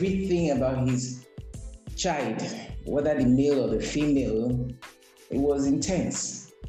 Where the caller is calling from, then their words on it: Lagos, Nigeria; I'm speaking from Lagos, Nigeria.